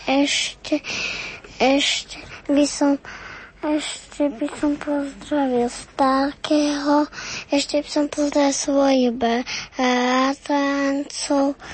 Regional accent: Veľké Bielice, Trenčín Region, Slovakia; Z veľkých bielic.

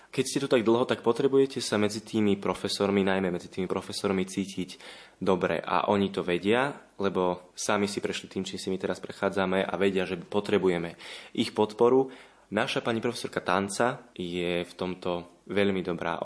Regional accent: Jelka, Trnava Region, Slovakia; som z Jelky

